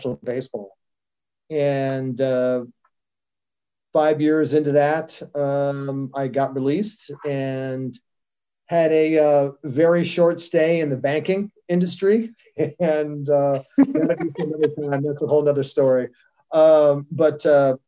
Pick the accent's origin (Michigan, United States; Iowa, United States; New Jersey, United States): Iowa, United States; Cedar Falls; also born or lived in New Mexico; grew up in Iowa, kind of all over in between, but born there and graduated high school in Iowa.